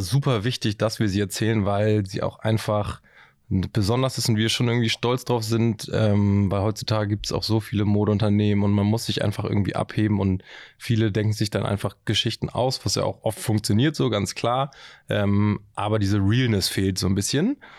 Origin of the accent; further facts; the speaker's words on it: Hamburg, Germany; also born or lived in Kiel; ich bin ähm, tatsächlich gebürtiger Hamburger. Ähm, meine Familie kommt aus Hamburg, meine Großeltern kommen aus Hamburg